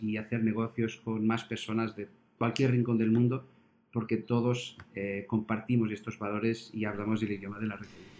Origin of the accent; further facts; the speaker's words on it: Portugal; now in Spain; yo que soy portugués y trabajo en España